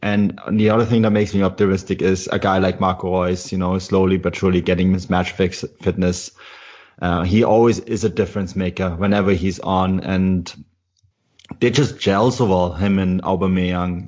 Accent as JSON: {"language": "English", "town": "Munich", "region": "Bavaria", "country": "Germany", "tie": "born or raised there", "moved": "yes", "lives_now": "Canada", "said": "I'm actually born and raised in Munich"}